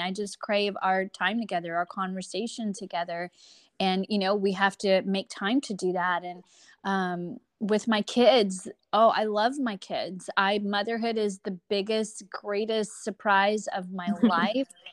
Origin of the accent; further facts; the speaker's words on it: Texas, United States; I'm born and raised here in America. I am, um, a Texan through and through